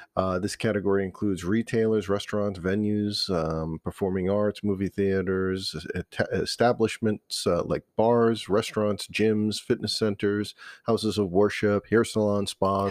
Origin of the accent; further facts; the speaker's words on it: Cumberland, Rhode Island, United States; also born or lived in East Providence, Rhode Island / North Smithfield, Rhode Island; I grew up in Cumberland.